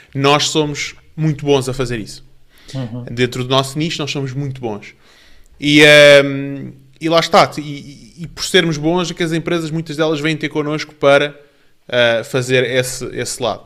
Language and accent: Portuguese; Portugal; also born or lived in Canada / Spain / Brazil; depois viemos para Portugal, onde eu fiz o resto da minha educação a partir do terceiro ano e, e aqui cresci